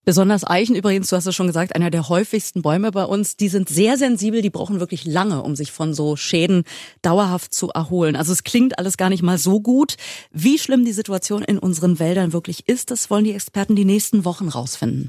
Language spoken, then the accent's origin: German; Berlin, Germany; als gebürtige Spandauerin